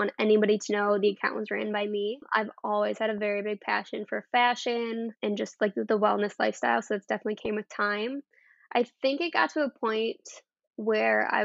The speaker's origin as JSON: {"language": "English", "town": "Rockford", "region": "Illinois", "country": "United States", "tie": "born or raised there", "moved": "as an adult", "lives_now": "Madison, United States", "said": "I grew up in Rockford, Illinois, very, very Midwest town, and then right now I currently live in Madison, Wisconsin."}